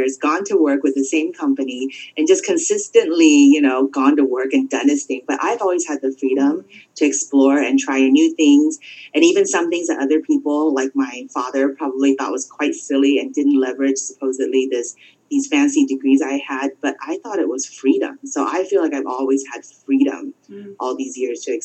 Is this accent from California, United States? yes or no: yes; California, United States; I grew up in California.